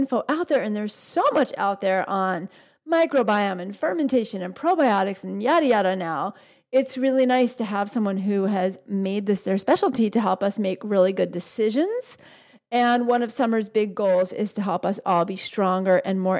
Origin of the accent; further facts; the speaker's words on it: New York, United States; I grew up in New York